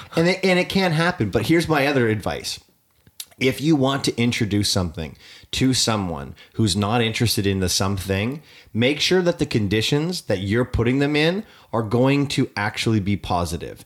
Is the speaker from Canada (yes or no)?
yes; Canada; I am Canadian